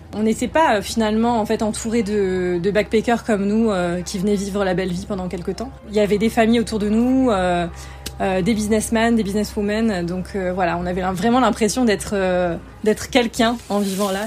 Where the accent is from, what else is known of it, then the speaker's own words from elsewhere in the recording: France; moved away as an adult; also born or lived in Bogotá, Colombia / Sydney, Australia; now in Barcelona, Spain; ça fait presque 9 ans que j'ai quitté la France